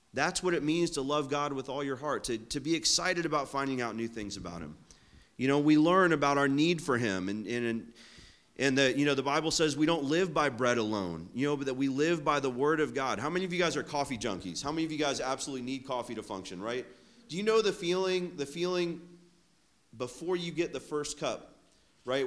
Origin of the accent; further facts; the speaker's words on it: Florida, United States; I'm from Florida